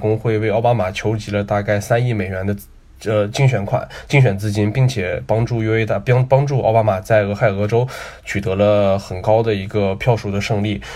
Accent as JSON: {"language": "Chinese", "region": "Northeast China", "country": "China", "said": "我后来在东北这个魔幻的土地上"}